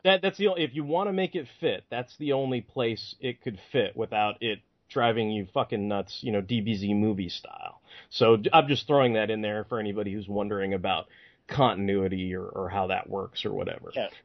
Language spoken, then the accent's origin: English; United States; as an American